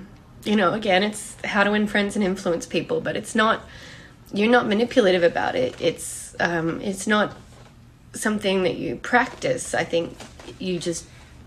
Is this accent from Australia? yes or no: yes; Australia; I'm Australian